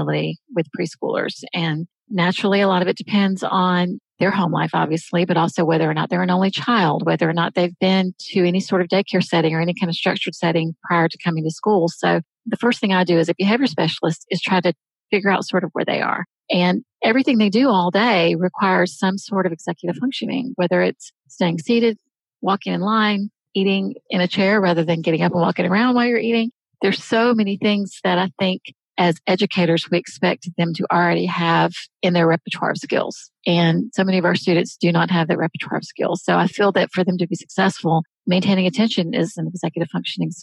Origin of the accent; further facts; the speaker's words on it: the South, United States; I was born in the South, raised in the South.